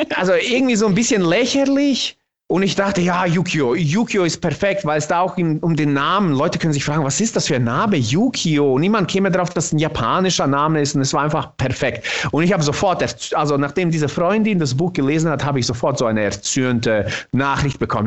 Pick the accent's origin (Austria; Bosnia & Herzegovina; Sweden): Bosnia & Herzegovina; first language Bosnian; German is a second language; now in Germany; ich bin tatsächlich in meiner Muttersprache im Bosnischen bin ich ein krasser Dialektsprecher